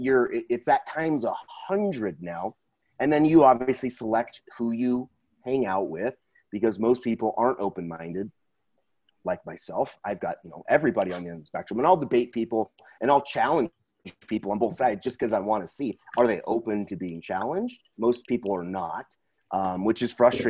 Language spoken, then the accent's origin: English; Portland, Oregon, United States; I grew up in Portland, so there's a lot of people on the way, way left